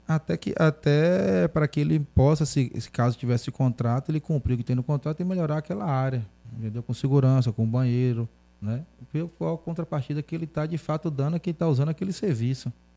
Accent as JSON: {"language": "Portuguese", "town": "Feira de Santana", "region": "Bahia", "country": "Brazil", "tie": "born or raised there", "said": "Eu nasci no Jorge Cruzeiro, depois eu casei, fui morar na Queimadinha"}